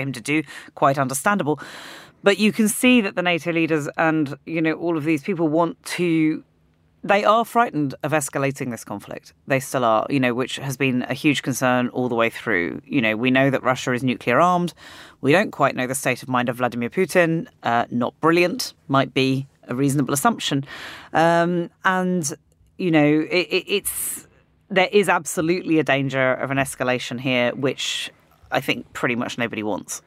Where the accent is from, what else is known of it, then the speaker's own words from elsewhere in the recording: United Kingdom; as a British person